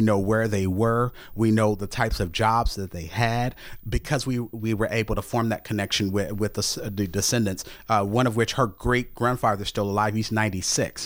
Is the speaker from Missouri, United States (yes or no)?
yes; St. Louis, Missouri, United States; I grew up in the Normandy School District, in, in that area.